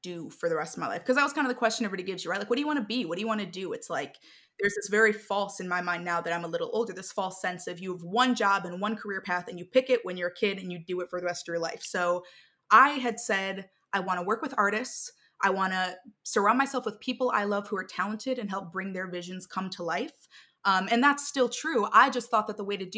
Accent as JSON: {"language": "English", "area": "outside of Chicago", "region": "Illinois", "country": "United States", "tie": "born or raised there", "also_born_or_lived": "Boston / Valencia", "moved": "as an adult", "said": "I grew up outside of Chicago in Illinois, and then I went to Boston for school."}